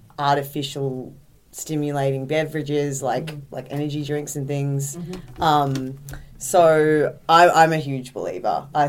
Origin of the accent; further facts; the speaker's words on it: Melbourne, Victoria, Australia; moved away; I'm from Melbourne, Australia.